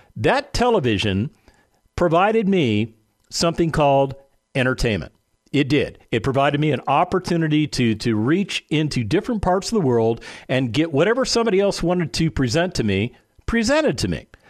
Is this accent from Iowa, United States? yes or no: no; Las Vegas, Nevada, United States; I lived in a place called Las Vegas, Nevada. That's where I was born and raised